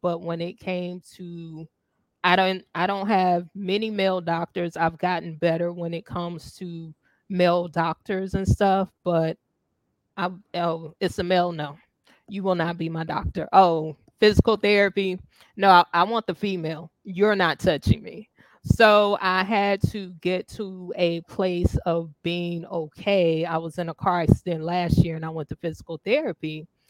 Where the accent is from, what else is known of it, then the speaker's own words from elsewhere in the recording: the South, United States; I'm from the South